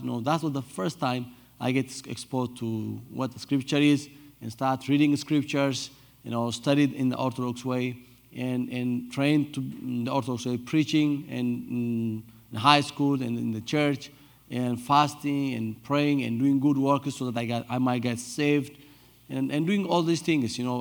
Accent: Addis Ababa, Ethiopia; I was born and raised in Addis Ababa, the capital city

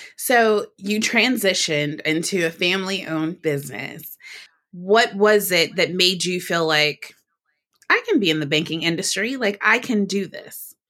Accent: Detroit, Michigan, United States; Detroit, Michigan, which is my hometown

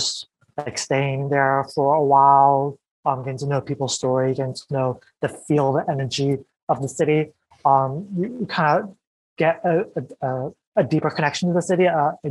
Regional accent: United States; an American born Vietnamese person

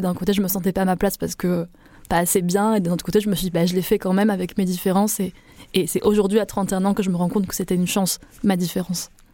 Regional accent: Avignon, Provence-Alpes-Côte d'Azur, France; je suis née à Avignon. Euh, vraiment, je suis un pur produit euh, de la Provence

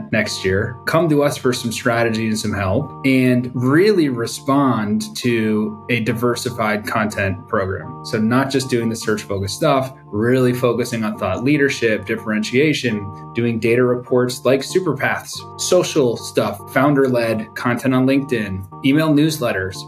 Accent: East Coast, United States; also born or lived in New York City; now in San Diego, United States; I'm from the East Coast, living in North County, San Diego now

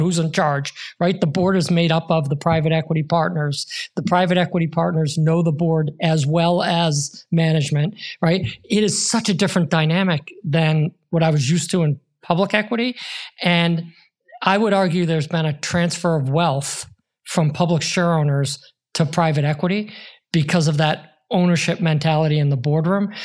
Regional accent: Boston, Massachusetts, United States; I grew up in Irish Catholic Boston in the 70s

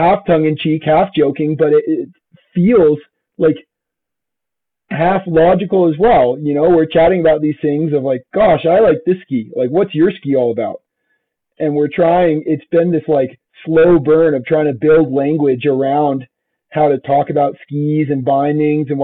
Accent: San Juan Mountains, Colorado, United States; I grew up in the San Juans

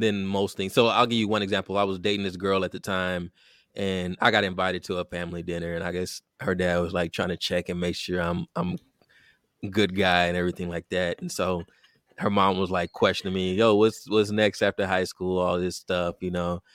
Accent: Richmond, Texas, United States; I grew up in Richmond, Texas, a suburb of Houston, Texas

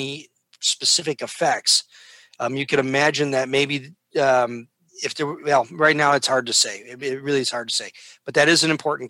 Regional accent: Downers Grove, Illinois, United States; moved away; also born or lived in Chicago; I grew up in Downers Grove and in Chicago

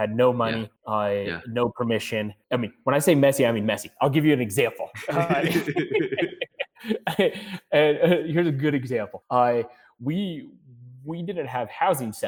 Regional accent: Colorado, United States; I'm coming from Colorado

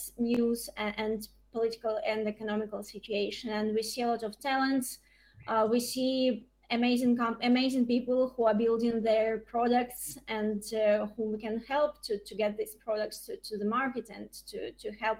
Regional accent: Donetsk Oblast, Ukraine; now in London, United Kingdom; I was born in Donetsk region

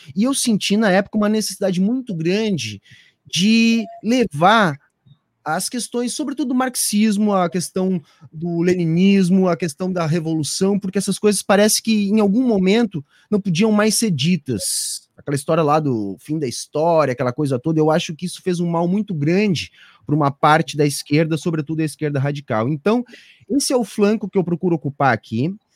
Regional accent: Osório, Rio Grande do Sul, Brazil; also born or lived in Porto Alegre; eu sou natural de Porto Alegre

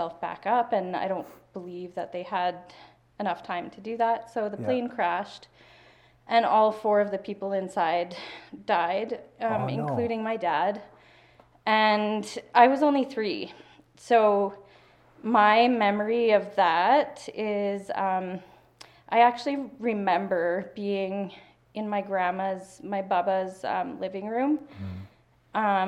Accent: Hinton, Alberta, Canada; I was born in Hinton, Alberta. In 1984.

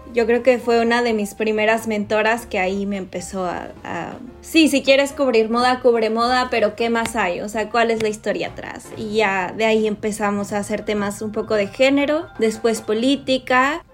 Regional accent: Monterrey, Nuevo León, Mexico; moved away as an adult; also born or lived in Tlaxcala / Mexico City; Soy regia, esto creo que no lo había dicho. Nací en Tlaxcala, que es el estado más chiquito del país. Después mi papá se mudó a Monterrey

